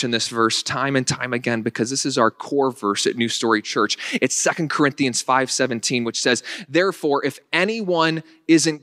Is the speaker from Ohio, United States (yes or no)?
no; Northern Virginia, United States; moved away as an adult; now in Western New York, United States; I was raised in Northern Virginia